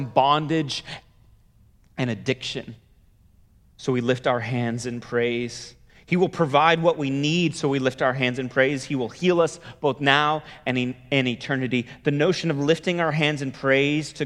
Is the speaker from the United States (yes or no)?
yes; the Bay Area, California, United States; I grew up in the Bay Area.